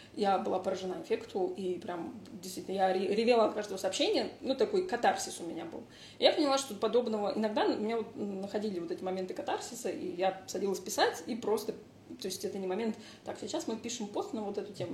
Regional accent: Moscow, Russia; moved away; also born or lived in Italy; я выросла в Москве

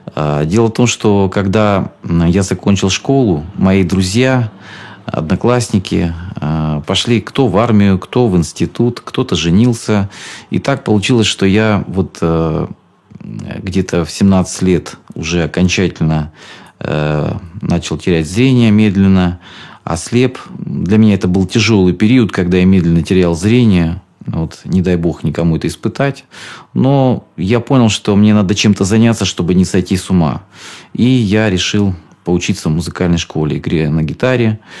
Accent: Rostov Oblast, Russia; так как я из Ростовской области и люблю свой Донской край

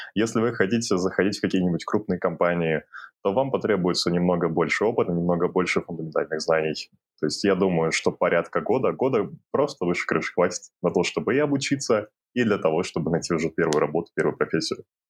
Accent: Kyrgyzstan; now in Kazakhstan; я родом из Кыргызстана и сейчас живу, работаю в Казахстане

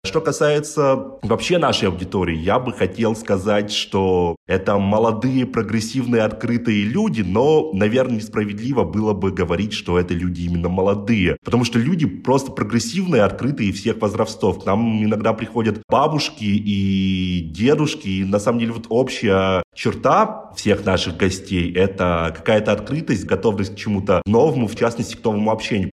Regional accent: Perm, Perm Krai, Russia; now in Moscow, Russia; я родился в Перми, и как-то так с Перми начинал, лазил там по крышам, по заводам, по всему

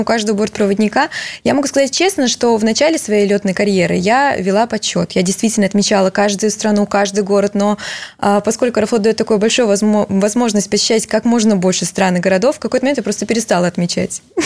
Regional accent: Russian Far East, Russia; moved away; я сама родом с Дальнего Востока

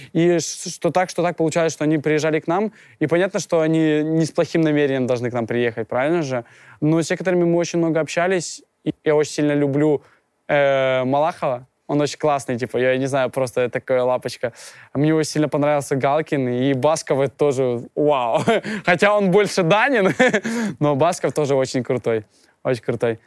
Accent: Ukraine; now in Russia; Я родом из Украины, я прилетел сюда из Украины, и жил я изначально в, в деревне

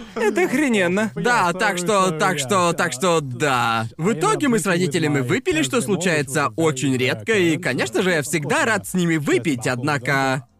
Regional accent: Brighton, South East England, United Kingdom; now in Japan; по Брайтону, гуляли по городу, ведь я уже давно не был в родном городе

